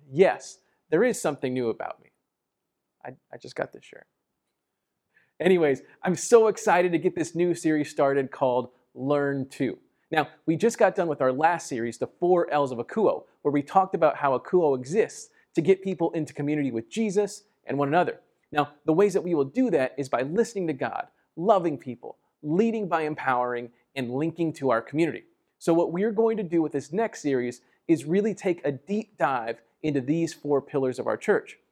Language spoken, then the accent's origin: English; San Antonio, Texas, United States; born or raised there; also born or lived in Laredo, Texas